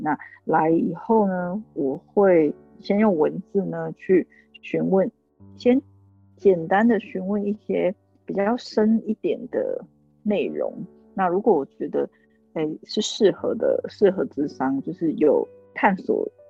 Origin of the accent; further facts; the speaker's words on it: Taiwan; moved away as an adult; also born or lived in United States; 那回来台湾以后